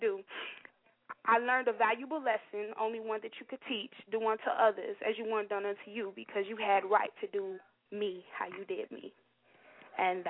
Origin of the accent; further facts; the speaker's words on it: Chicago, Illinois, United States; I'm from Chicago